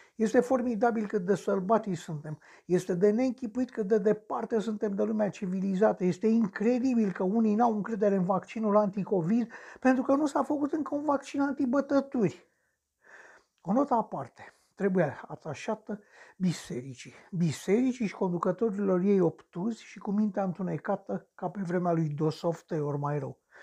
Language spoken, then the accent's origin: Romanian; Romania; Sunt român